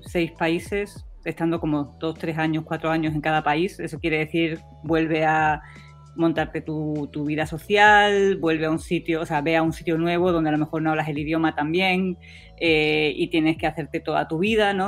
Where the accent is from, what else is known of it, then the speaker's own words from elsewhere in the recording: Spain; moved away as an adult; also born or lived in Heidelberg, Germany / United States; now in Valparaíso, Chile; Yo me fui de España porque quería, no, no porque tenía eh, que irme pero em, me fui antes de venirme a Chile. De hecho, yo hice parte de mi tesis en Estados Unidos y parte en España y era, no era eh, querer irme de mi país